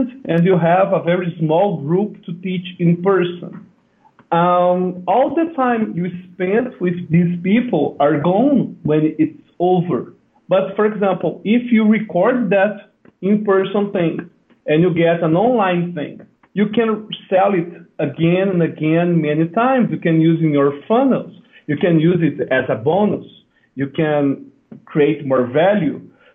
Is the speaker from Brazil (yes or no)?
yes; Brazil; I'm from Brazil